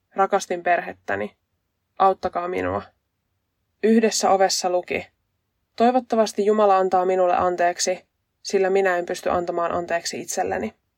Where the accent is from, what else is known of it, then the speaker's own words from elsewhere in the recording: west coast of Finland, Finland; accent: west coast dialect; mä oon länsirannikolta kotosin, ja mä puhun länsirannikon murretta